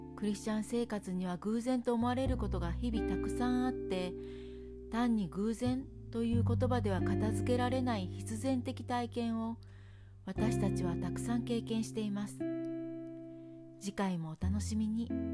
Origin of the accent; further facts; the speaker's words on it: Kansai, Japan; moved away as an adult; now in Hokkaido, Japan; 私が関西出身なので